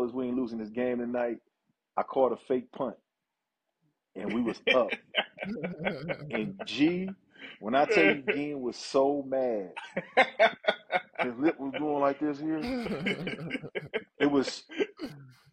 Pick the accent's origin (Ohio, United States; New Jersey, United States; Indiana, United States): Ohio, United States; Cleveland; also born or lived in Michigan; I'm from Ohio, first and foremost, so I'm going to always be Ohio, Cleveland, Ohio, no matter what